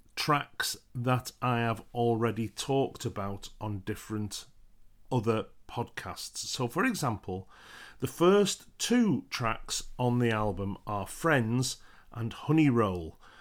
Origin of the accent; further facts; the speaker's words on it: United Kingdom; being British